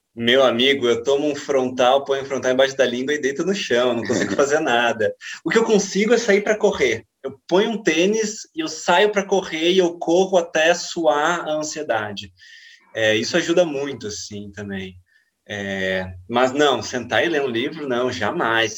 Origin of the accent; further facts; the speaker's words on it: Brazil; já que somos brasileiros